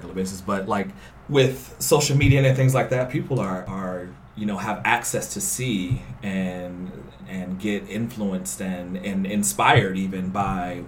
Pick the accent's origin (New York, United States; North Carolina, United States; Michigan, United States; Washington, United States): North Carolina, United States; moved away; I'm from the South originally, so I'm from North Carolina.